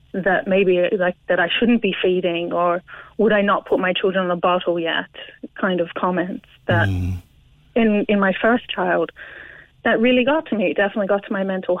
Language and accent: English; Australia; now in Ireland; I'm from Australia